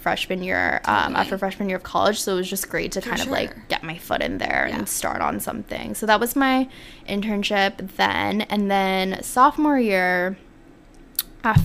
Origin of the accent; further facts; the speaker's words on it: South Korea; moved away as an adult; So I grew up in Korea, and my family still lives in Korea.